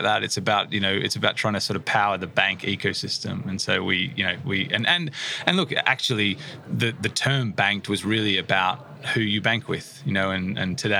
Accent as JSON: {"language": "English", "country": "Australia", "moved": "as an adult", "lives_now": "United Kingdom", "said": "Originally from Australia, I came to the UK in 2014."}